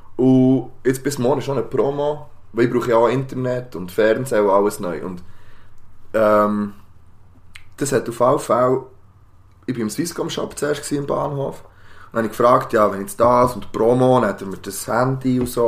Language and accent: German; Switzerland; Wir sind aus der Schweiz